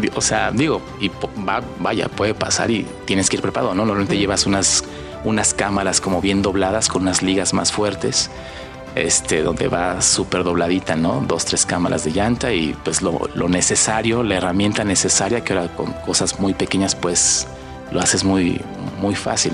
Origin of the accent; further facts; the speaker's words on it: Mexico; visitamos como mexicanos